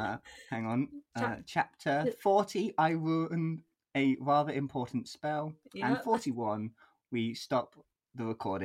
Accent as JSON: {"language": "English", "country": "United Kingdom", "said": "I am also British."}